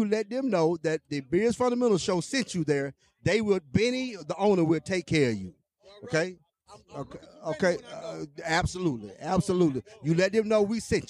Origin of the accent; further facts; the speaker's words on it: Alabama, United States; I'm from Alabama.